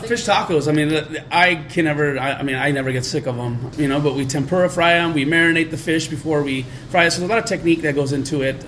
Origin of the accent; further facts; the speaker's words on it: Southern California, United States; moved away as an adult; also born or lived in San Francisco / Chicago; now in St. Louis, United States; we grew up in Southern California